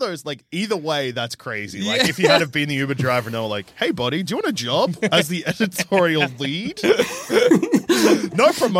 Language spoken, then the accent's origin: English; Australia; we're Australian.